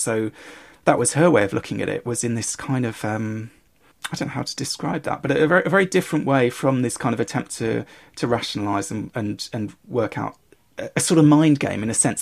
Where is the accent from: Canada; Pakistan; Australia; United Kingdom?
United Kingdom; growing up in Britain